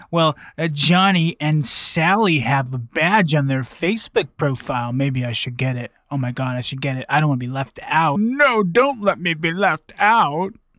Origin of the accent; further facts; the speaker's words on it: Vancouver, British Columbia, Canada; my hometown of Vancouver